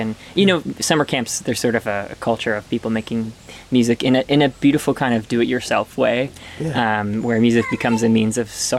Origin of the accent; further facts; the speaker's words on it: Mount Pleasant, Michigan, United States; Very close to where we are now, actually, about a half an hour or 45 minutes from where we are now in a town called Mount Pleasant, Michigan.